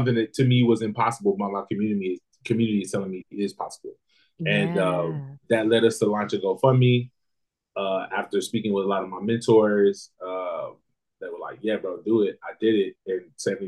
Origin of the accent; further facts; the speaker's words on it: the South, United States; also born or lived in Alabama; what I grew up eating in the South in America